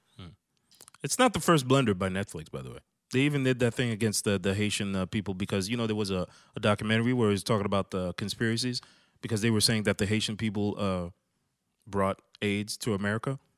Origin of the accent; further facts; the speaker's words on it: Canada; I'm some dude from Canada